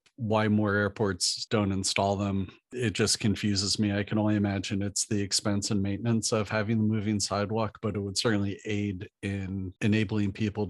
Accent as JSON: {"language": "English", "region": "New Jersey", "country": "United States", "said": "since we're both from New Jersey"}